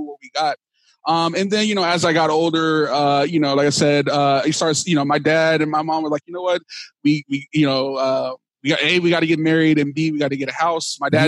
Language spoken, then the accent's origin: English; Dallas, Texas, United States; now in California, United States; So I grew up in Dallas, Texas. I'm proud that I'm from Texas. I live in California now, but I'm originally from Dallas, Texas